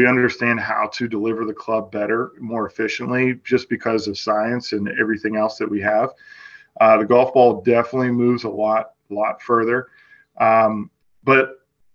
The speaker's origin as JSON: {"language": "English", "region": "Western Pennsylvania", "country": "United States", "tie": "born or raised there", "said": "I grew up on Caredam Golf Course"}